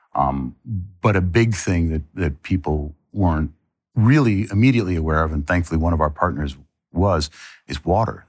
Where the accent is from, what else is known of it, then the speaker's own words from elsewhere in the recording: United States; I'm as American as